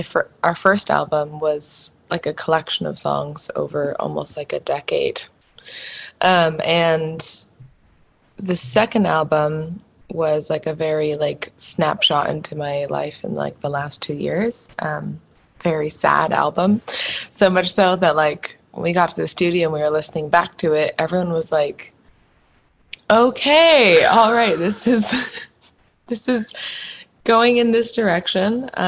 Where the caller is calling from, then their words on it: Seattle, Washington, United States; Seattle, Washington.